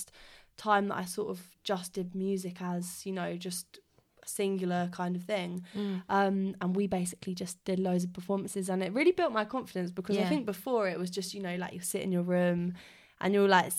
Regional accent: Surrey, South East England, United Kingdom; I come from Surrey, so yeah, just sort of outside South London

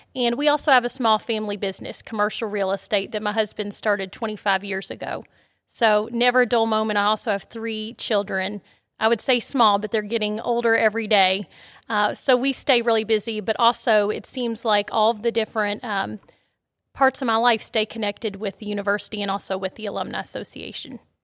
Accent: Shelbyville, Kentucky, United States; I grew up in Shelbyville, Kentucky, so not too far down the road

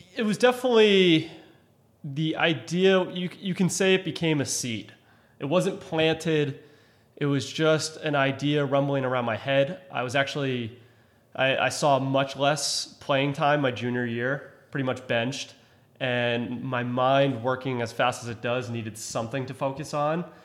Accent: Cohasset, Massachusetts, United States; I grew up in Cohasset, Massachusetts

